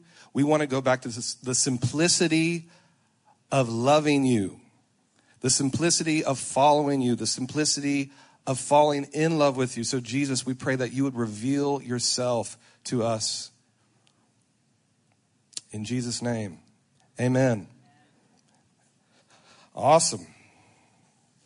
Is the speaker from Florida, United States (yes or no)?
no; Lafayette, Louisiana, United States; now in Charlotte, United States; Was born and raised in Lafayette, Louisiana, Cajun